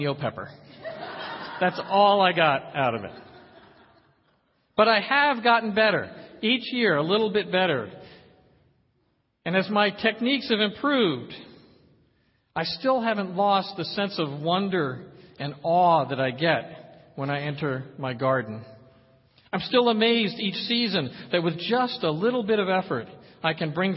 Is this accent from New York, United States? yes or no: yes; Poughkeepsie, New York, United States; As a boy growing up in Poughkeepsie, New York